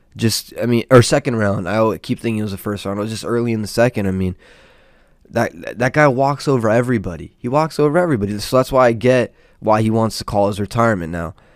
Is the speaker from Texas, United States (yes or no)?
no; Southern California, United States; I'm from SoCal and, uh, born and raised over here